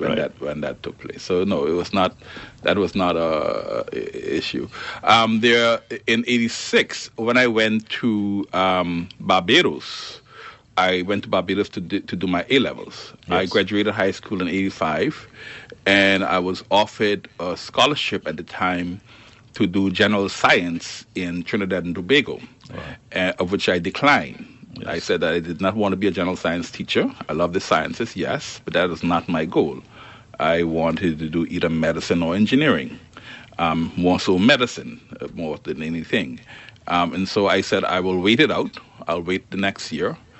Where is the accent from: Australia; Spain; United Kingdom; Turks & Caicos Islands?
Turks & Caicos Islands; I'm Turks and Caicos. I'm coming in as a Turks and Caicos Islander into the organization